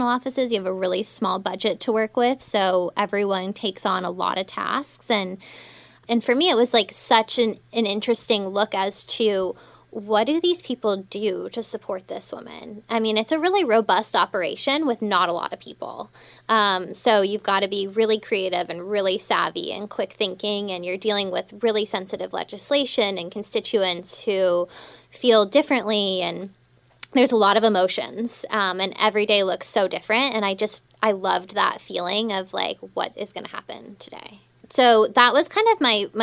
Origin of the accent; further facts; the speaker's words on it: Denver, Colorado, United States; moved away; I'm originally from Denver, Colorado